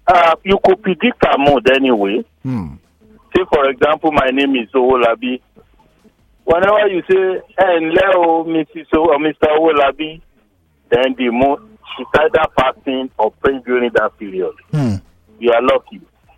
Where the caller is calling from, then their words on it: Lagos, Nigeria; I'm calling from Lagos.